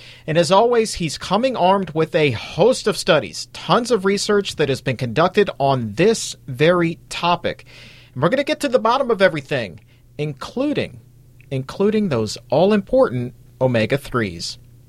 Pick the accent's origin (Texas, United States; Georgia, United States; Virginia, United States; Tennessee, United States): Virginia, United States; Tidewater; I grew up in Tidewater, Virginia, surrounded by water